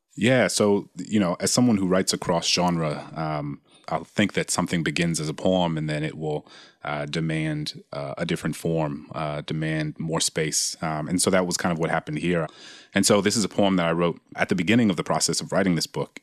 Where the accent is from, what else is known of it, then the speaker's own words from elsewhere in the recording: New Orleans, Louisiana, United States; my hometown in New Orleans